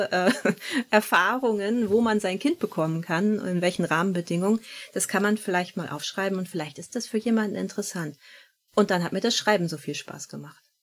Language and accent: German; Northern Germany, Germany; Wir sind beide hier im Norden groß geworden